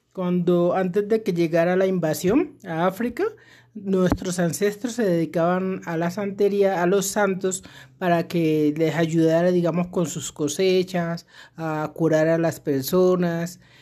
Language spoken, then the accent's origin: Spanish; Chocó, Colombia; now in Bogotá, Colombia; nací en el Chocó, exactamente en un afluente del río Atrato que se llama Munguidó. Y llevo aquí en Bogotá más de 20 años.